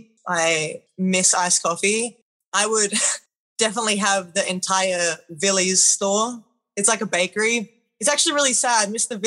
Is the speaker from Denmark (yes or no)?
no; Australia; I mean, I guess it's pretty normal for me.